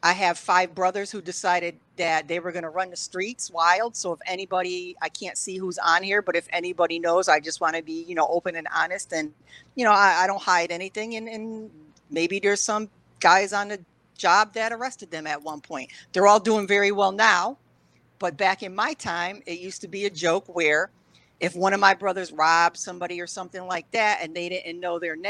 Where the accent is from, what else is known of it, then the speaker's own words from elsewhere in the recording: Waterbury, Connecticut, United States; I was born and raised in Waterbury, biracial.